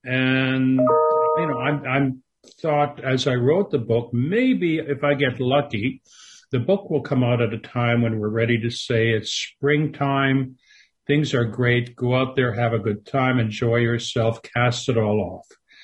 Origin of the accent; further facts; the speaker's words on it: Canada; because I grew up in Canada. I lived there for most of my life.